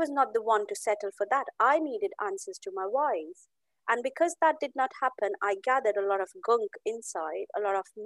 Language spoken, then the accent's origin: English; Amritsar, Punjab, India; I come from India. I'm from Amritsar, the city of Golden Temple in Punjab, India.